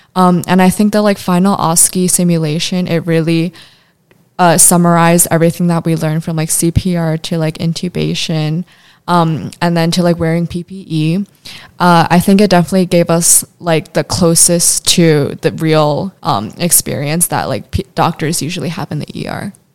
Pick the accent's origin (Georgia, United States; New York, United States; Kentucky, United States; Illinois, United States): Illinois, United States; Chicago; I come from Chicago.